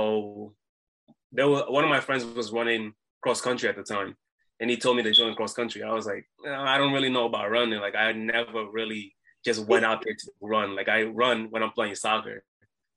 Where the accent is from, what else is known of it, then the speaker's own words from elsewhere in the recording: Providence, Rhode Island, United States; I'm from Providence, Rhode Island